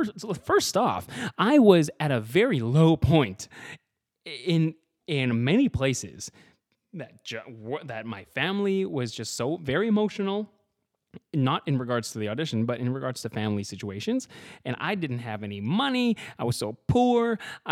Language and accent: English; Edmonton, Alberta, Canada; now in Vancouver, Canada; I'm from Edmonton, Alberta, and I just moved to Vancouver